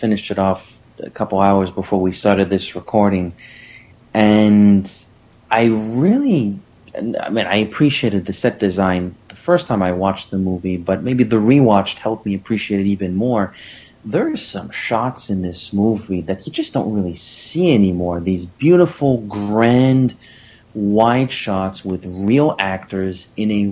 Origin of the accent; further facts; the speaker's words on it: Canada; I'm Canadian